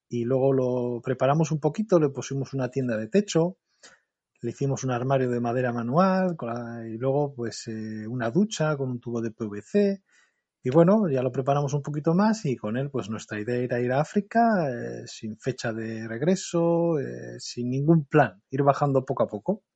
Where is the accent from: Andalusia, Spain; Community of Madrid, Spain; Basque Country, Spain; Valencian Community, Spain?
Basque Country, Spain; Portugalete; soy vecino de Portugalete